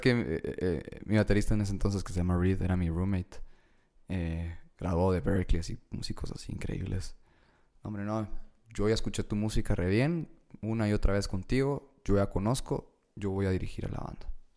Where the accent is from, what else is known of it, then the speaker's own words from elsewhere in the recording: Guatemala; soy de Guate